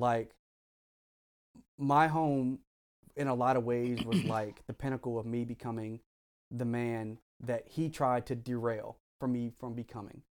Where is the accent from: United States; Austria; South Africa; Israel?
United States; Frederick, Maryland; also born or lived in Howard County, Maryland; I grew up in Frederick the first half of my life